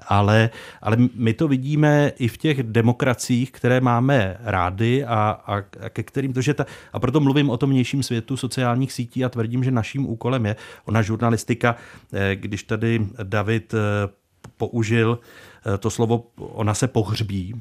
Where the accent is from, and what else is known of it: Czechia